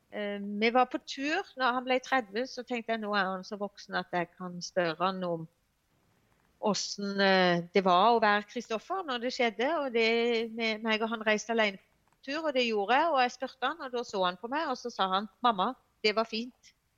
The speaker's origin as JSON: {"language": "Norwegian", "town": "Evje og Hornnes", "region": "Agder", "country": "Norway", "moved": "as an adult", "lives_now": "Grimstad, Norway", "said": "jeg er egentlig fra Evje og Hårnes eh, kommune"}